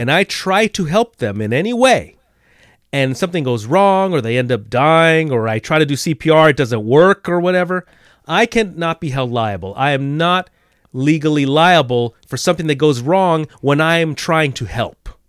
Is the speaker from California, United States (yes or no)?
yes; California, United States; as a West Coaster, as a Californian